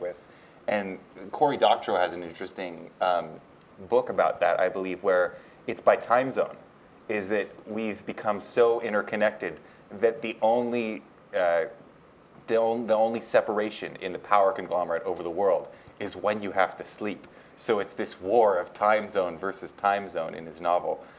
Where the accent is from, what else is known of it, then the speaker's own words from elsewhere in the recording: United States; I was born in the United States dictates I'm an American